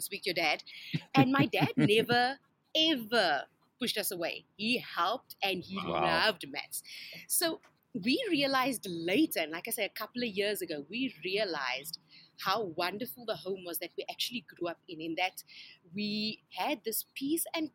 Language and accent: English; Somerset West, Western Cape, South Africa; I grew up in Somerset West